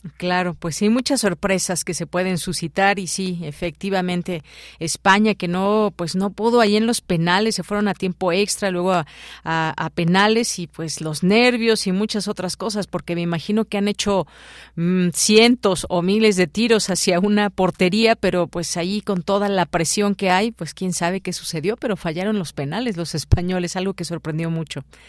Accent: Mexico

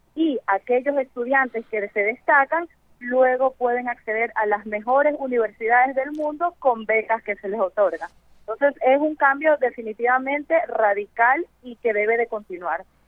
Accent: Ecuador; Yo como ecuatoriana

